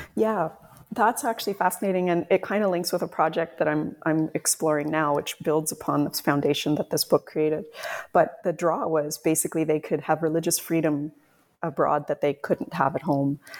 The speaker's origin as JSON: {"language": "English", "country": "Canada", "also_born_or_lived": "Scotland", "moved": "as an adult", "said": "I was Canadian living and working in Scotland"}